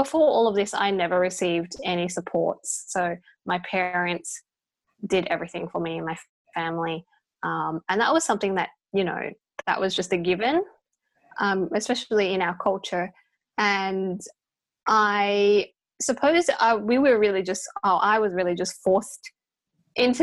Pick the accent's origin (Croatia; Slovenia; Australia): Australia; My parents are Chinese, but I was born in Australia